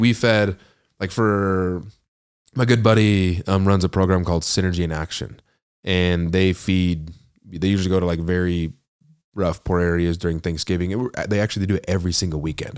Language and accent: English; Ogden, Utah, United States; I'm from Weber County, which is just one up, you know, Ogden, Old Town.